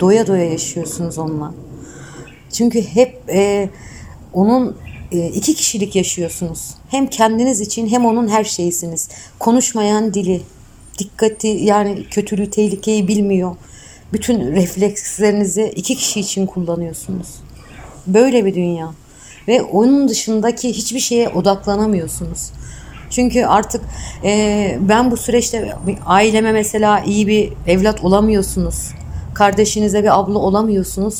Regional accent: Bilecik Province, Turkey; ben 1976 Bilecik doğumluyum

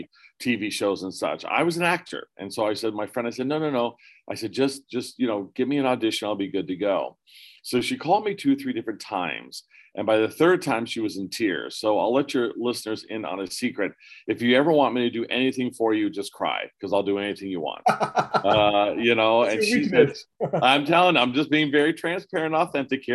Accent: Pennsylvania, United States; moved away as an adult; also born or lived in California / Erie, Pennsylvania; I was born in California, raised in Pennsylvania. My parents divorced when I was 4, so we moved back to Pennsylvania.

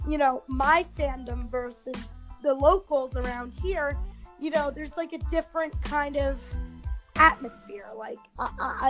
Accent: New Jersey, United States; my home state of New Jersey

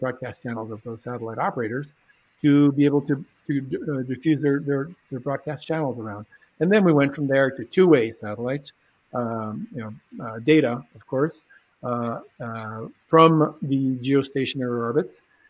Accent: Bolivia; also born or lived in California, United States; I was actually born in California, but I was raised in Bolivia to an American father. But because we spoke three languages at home, and I was exposed to German and Spanish and English.

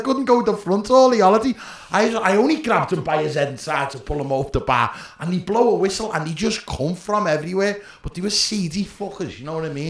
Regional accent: Liverpool, North West England, United Kingdom; I'm going to front it here. I'm a Scouser.

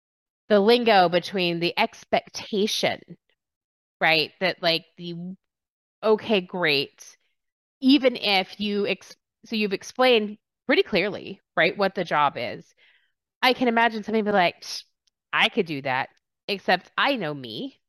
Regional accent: Texas, United States; also born or lived in England; And people were like, where are you from? I was like, Texas.

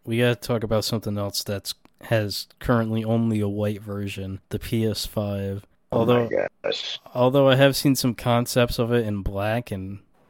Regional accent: Northeast, United States; I grew up in the Northeast my whole life.

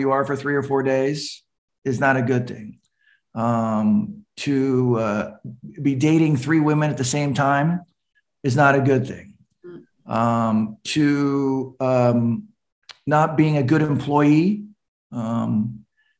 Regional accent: California, United States; from California

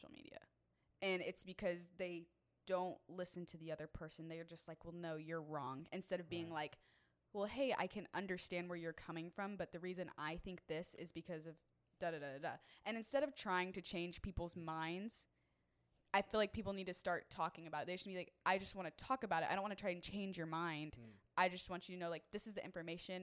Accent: Texas, United States; I was born in Texas

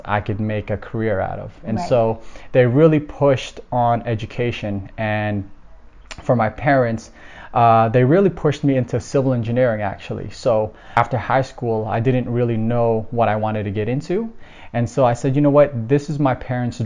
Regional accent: Toronto, Ontario, Canada; born or raised there; also born or lived in Philippines

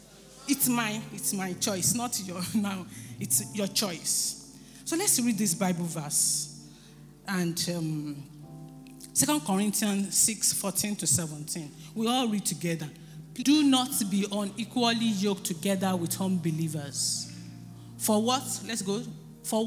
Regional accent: Nigeria; as Nigerians

